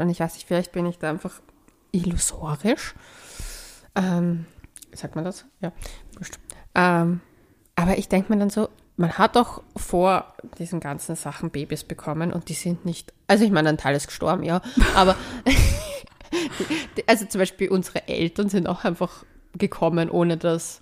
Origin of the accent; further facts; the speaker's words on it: Cyprus; now in Vienna, Austria; mein Heimatland. Nein, fahrt nicht nach Zypern